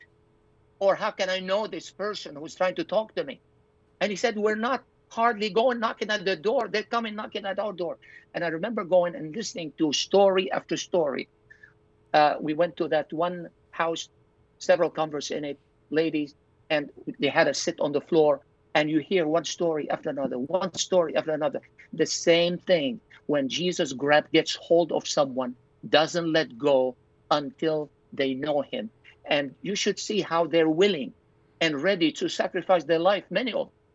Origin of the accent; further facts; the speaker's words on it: Zahle, Beqaa, Lebanon; moved away; church in Zahle, my hometown.